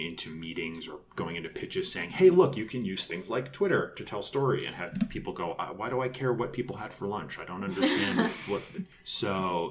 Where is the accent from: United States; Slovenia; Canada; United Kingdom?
United States; New York; moved away as an adult; now in Los Angeles, United States; I came to LA in 2002 from New York. I'm from New York originally.